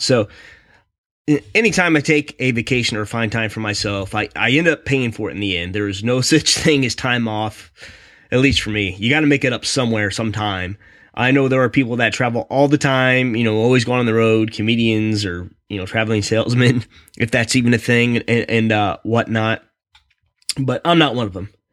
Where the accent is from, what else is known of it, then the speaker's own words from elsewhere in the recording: Raleigh, North Carolina, United States; I'm from Raleigh